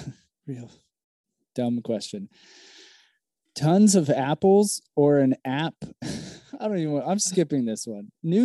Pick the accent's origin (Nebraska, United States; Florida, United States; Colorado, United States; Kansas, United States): Florida, United States; Orlando; also born or lived in New York City / Chicago; now in South Florida, United States; growing up in Orlando